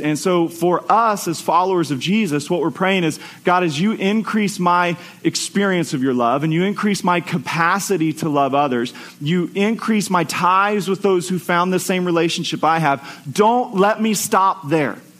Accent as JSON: {"language": "English", "country": "United States", "said": "as American Christians"}